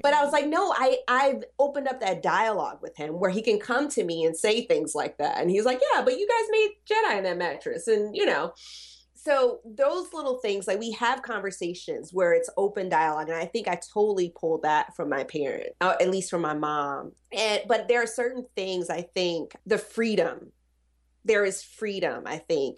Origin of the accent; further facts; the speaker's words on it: the South, United States; I'm from the South.